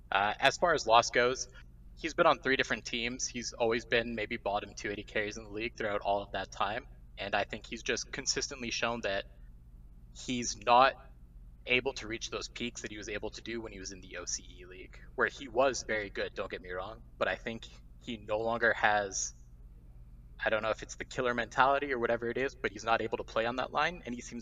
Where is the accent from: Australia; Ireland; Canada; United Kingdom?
Canada; now in Calgary, Canada; I'm a French-Canadian, but I'm calling from Calgary, Alberta, Canada.